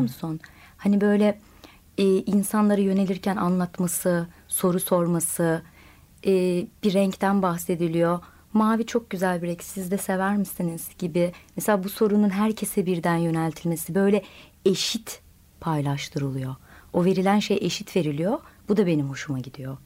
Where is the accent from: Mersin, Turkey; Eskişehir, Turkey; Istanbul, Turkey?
Eskişehir, Turkey; Okçu village; Eskişehir'in Okçu köyünde büyüdüm.